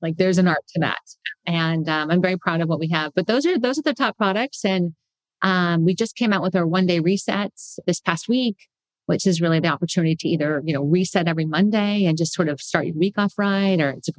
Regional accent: California, United States; I'm a foodie. I mean, I came from the Bay Area, for God's sake.

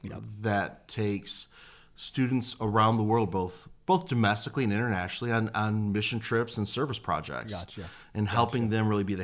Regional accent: Detroit, Michigan, United States; also born or lived in Nashville; I've been living there. I grew up there, lived in Nashville for a couple years, came back to Michigan

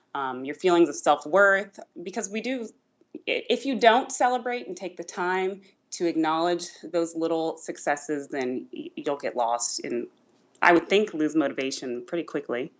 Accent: Georgia, United States; moved away as an adult; now in Virginia, United States; I grew up not in Virginia at all. I actually grew up in Georgia.

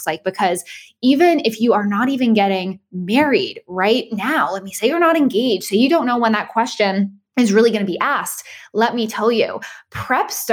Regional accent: Boston, Massachusetts, United States; moved away as an adult; also born or lived in St. Petersburg, Florida / Jacksonville, Florida; I grew up in Boston.

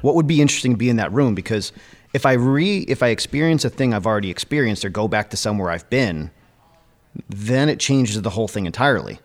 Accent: Connecticut, United States; now in Littleton, New Hampshire, United States; growing up in Connecticut

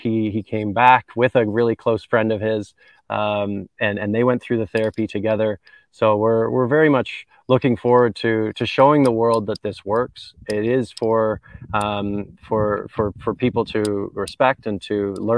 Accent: Canada; accent: twang; moved away as an adult; now in Jamaica; So I'm a Canadian. You can probably tell from some of my twang

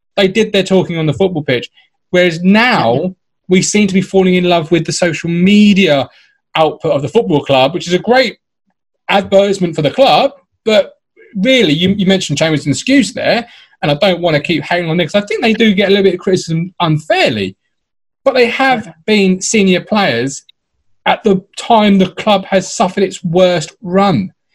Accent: Ipswich, East of England, United Kingdom; I grew up in Ipswich

